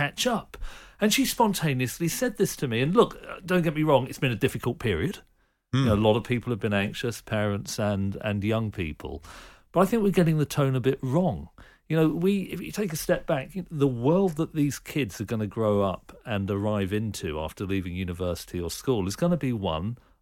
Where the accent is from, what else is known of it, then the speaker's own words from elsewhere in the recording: Reading, South East England, United Kingdom; I grew up in suburban Reading